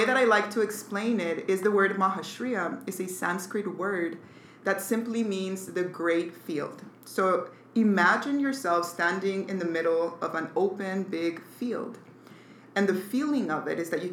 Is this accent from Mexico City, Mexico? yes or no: yes; Mexico City, Mexico; I was born in Mexico City. My family, really, I had a really good childhood, really good people.